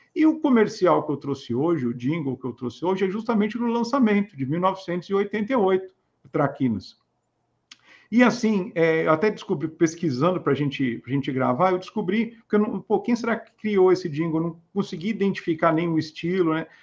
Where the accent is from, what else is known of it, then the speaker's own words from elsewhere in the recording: Santos, São Paulo, Brazil; eu, como nasci e cresci em Santos, depois em São Paulo